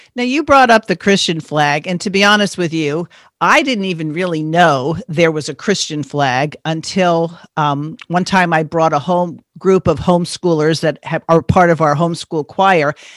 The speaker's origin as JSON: {"language": "English", "region": "East Coast", "country": "United States", "tie": "born or raised there", "moved": "yes", "said": "I grew up back on the East Coast."}